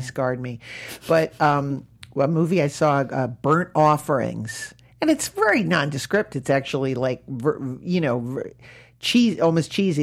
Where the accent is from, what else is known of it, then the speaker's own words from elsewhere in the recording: New England, United States; moved away; I grew up in New England